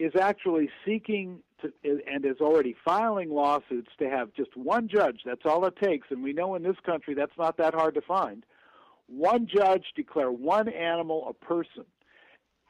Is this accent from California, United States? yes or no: yes; Los Angeles, California, United States; I grew up in Los Angeles